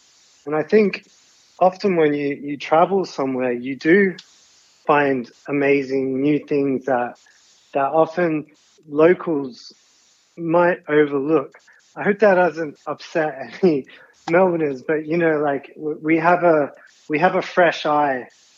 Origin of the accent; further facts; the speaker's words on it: Sydney, New South Wales, Australia; I grew up in Sydney.